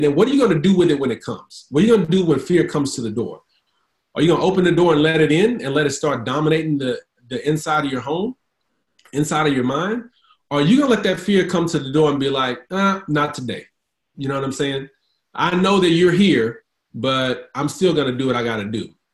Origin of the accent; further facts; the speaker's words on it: Houston, Texas, United States; now in Dallas Fort Worth area, United States; I'm from H Town